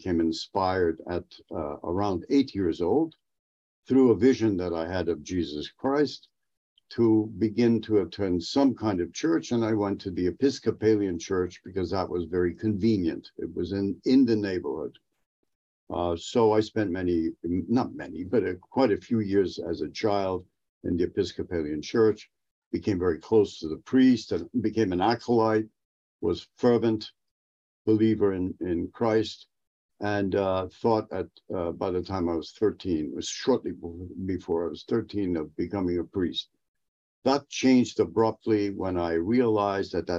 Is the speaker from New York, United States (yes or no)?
yes; New York City, New York, United States; accent: New York; I grew up in Upper West Side Manhattan for the most part